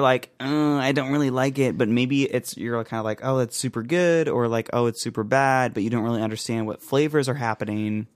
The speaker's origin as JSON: {"language": "English", "country": "United States", "said": "I'm from the United States of America"}